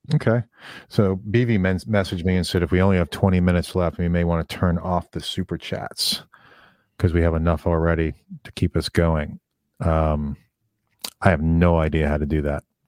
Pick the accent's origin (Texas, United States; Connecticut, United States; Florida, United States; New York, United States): New York, United States; New York City; I grew up in Brooklyn, New York